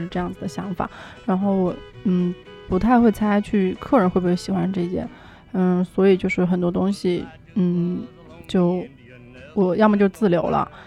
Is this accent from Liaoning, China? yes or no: no; Emeishan, Sichuan, China; also born or lived in United Kingdom; now in Shanghai, China; 我是一个来自俄美的，嗯，喜欢吃辣、按摩和旅行的瀑布通通女孩